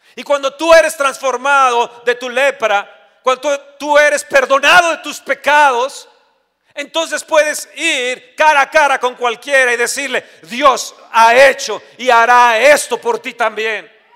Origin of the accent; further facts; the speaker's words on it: Mexico; nosotros como mexicanos